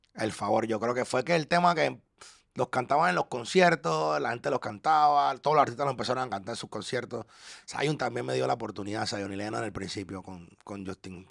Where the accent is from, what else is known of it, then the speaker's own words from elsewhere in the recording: Panama; also born or lived in Orlando, United States / Ocala, United States; now in Miami, United States; yo como panameño